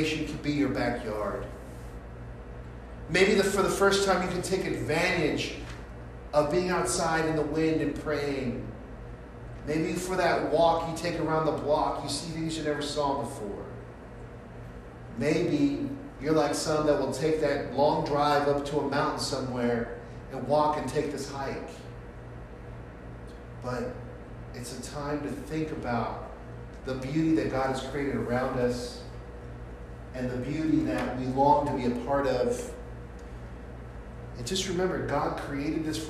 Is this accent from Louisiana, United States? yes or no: no; San Francisco, California, United States; Growing up in San Francisco and going to Abraham Lincoln High School